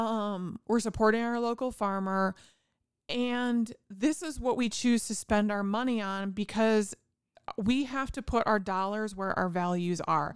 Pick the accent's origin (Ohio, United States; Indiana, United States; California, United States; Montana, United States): Indiana, United States; I'm from Indiana and we have all kinds of farms